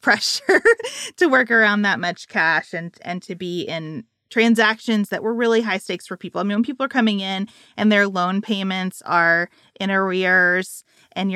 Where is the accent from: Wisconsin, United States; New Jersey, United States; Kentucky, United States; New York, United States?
Kentucky, United States; Island; my hometown